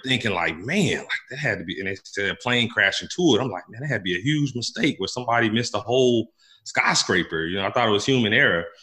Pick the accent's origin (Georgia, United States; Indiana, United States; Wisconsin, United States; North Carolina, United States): Indiana, United States; Gary; moved away as an adult; I grew up in Gary, Indiana, uh, in the 80s mm. and 90s